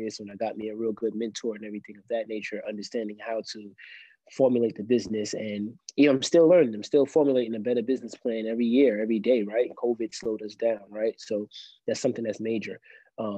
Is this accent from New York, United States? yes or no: yes; New York City, New York, United States; now in Columbia, United States; I'm originally from Brooklyn, New York, but I live in South Carolina, Columbia, South Carolina right now.